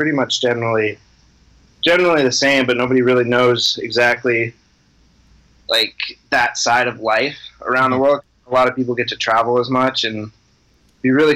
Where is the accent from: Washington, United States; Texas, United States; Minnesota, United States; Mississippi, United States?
Minnesota, United States; moved away as an adult; also born or lived in Colorado; I grew up in Minnesota. I spent the last 7 years living in Colorado.